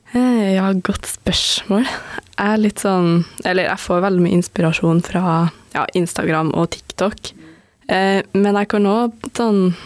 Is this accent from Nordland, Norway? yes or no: no; Stjørdal, Trøndelag, Norway; moved away as an adult; now in Oslo, Norway; jeg kommer jo fra Stjørdal, og det, altså det, er jo ikke en kjempeliten plass, men jeg føler det er jo ikke en storby